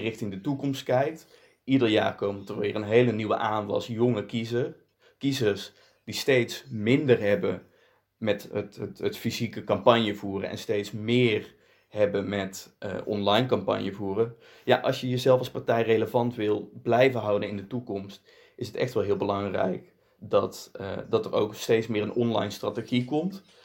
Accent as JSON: {"language": "Dutch", "country": "Netherlands", "said": "kom uit Nederland. Eh, overigens wel Belgische roots. Mijn vader komt uit eh, Belgisch Limburg"}